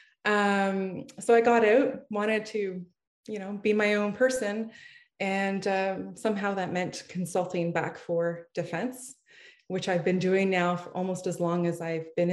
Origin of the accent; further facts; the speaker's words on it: Ottawa, Ontario, Canada; I am from Ottawa, Ontario, Canada, and I grew up in a small town.